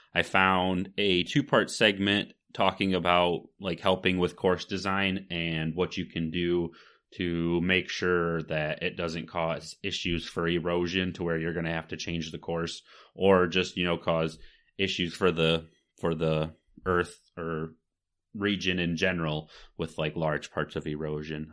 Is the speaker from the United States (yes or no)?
yes; Michigan, United States; we're from Michigan